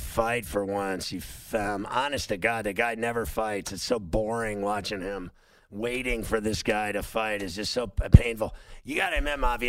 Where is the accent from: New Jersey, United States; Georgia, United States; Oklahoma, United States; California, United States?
California, United States; Huntington Beach; I'm from Huntington Beach in some capacity or another